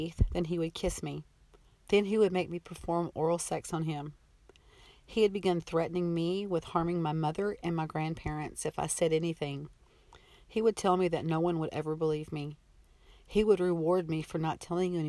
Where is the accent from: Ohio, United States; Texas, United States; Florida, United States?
Texas, United States; I was born in May of 1966 in a small Texas town